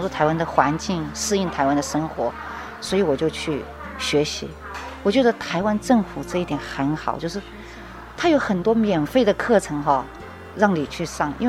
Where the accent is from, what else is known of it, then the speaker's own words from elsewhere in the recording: Guangxi, China; now in Taiwan; 广东的隔壁啊，就是邻居嘛，我是广西人，对对。